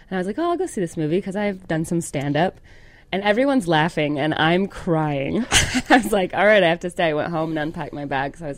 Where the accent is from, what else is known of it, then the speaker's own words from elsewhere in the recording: Calhoun, Georgia, United States; moved away; Southern, I'm from Calhoun, Georgia. Calhoun. We have a Nike outlet.